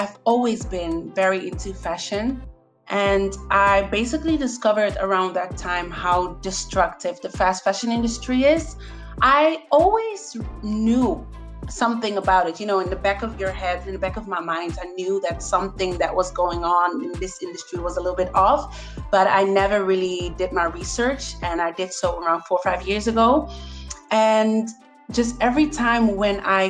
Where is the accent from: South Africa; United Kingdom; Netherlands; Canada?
Netherlands; moved away as an adult; now in Barcelona, Spain; I'm from the Netherlands, but I am living in Barcelona, Spain for 5 years.